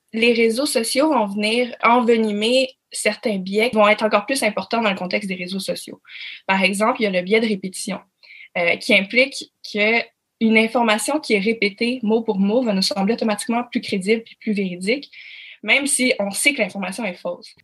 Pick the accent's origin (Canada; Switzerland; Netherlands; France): Canada; Quebec